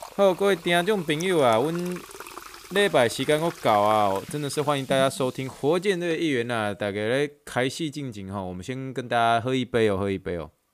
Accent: Taiwan; 因为我们台湾人喜欢吃，习惯吃臭豆腐

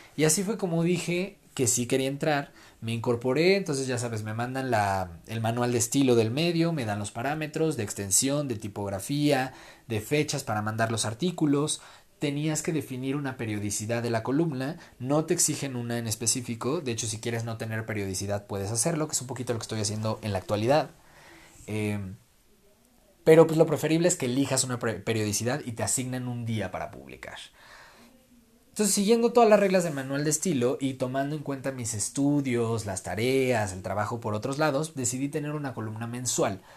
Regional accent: Mexico; para los que somos mexicanos

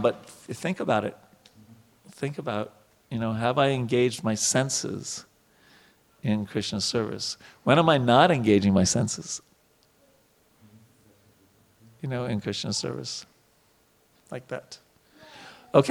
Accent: New York, United States; I grew up in New York

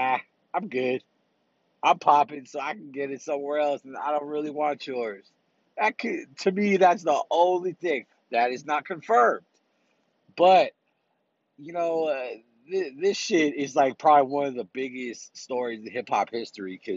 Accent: Bay Area, California, United States; from the Bay Area. My hometown. Well, not specifically, just my area, the Bay Area

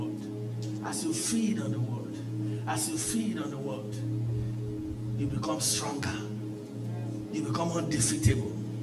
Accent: Nigeria; moved away as an adult; where I came from Nigeria

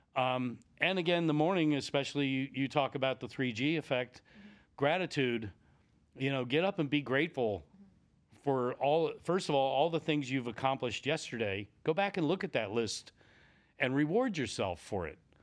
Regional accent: Lancaster, Pennsylvania, United States; I grew up just outside the Amish country in Lancaster, Pennsylvania.

